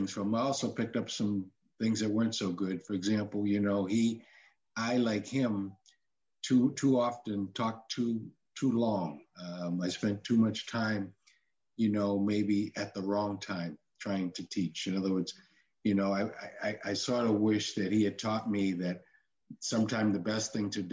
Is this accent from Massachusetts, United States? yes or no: yes; Cambridge, Massachusetts, United States; I was born and raised in Cambridge